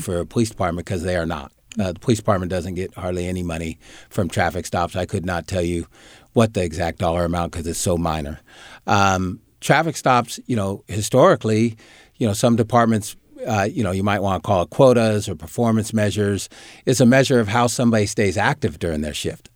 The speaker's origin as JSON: {"language": "English", "town": "Sacramento", "region": "California", "country": "United States", "tie": "born or raised there", "said": "growing up in Oak Park and being raised, uh, by my mom"}